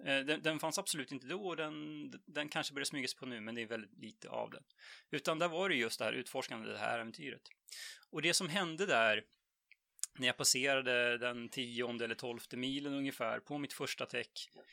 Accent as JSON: {"language": "Swedish", "region": "Jämtland", "country": "Sweden", "tie": "born or raised there", "moved": "as an adult", "lives_now": "Stockholm, Sweden", "said": "född och uppvuxen i Jämtland egentligen, men eh, bor sedan 20 år tillbaks i Stockholm."}